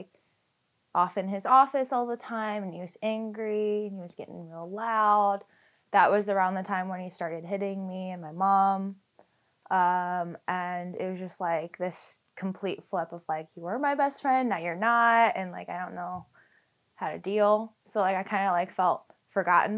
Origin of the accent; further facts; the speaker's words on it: Fairfax, Virginia, United States; I'm from Fairfax, Virginia.